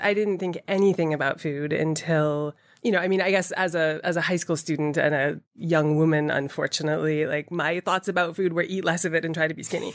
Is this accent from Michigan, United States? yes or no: no; Boston, Massachusetts, United States; also born or lived in Atlanta, Georgia; I grew up, I was born in Atlanta and then my parents moved to Boston uh, when I was seven, I suppose, so the suburbs of Boston